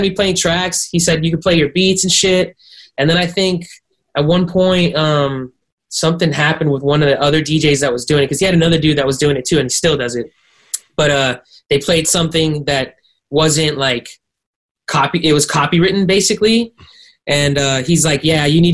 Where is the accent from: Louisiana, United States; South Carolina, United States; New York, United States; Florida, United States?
Florida, United States; Miami; moved away; also born or lived in Arcadia, California; I was raised in Miami. Shout out to the fucking 305